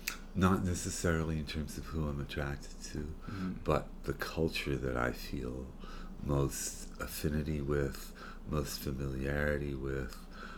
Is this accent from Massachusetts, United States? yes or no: no; Tiverton, Rhode Island, United States; born or raised there; also born or lived in Fall River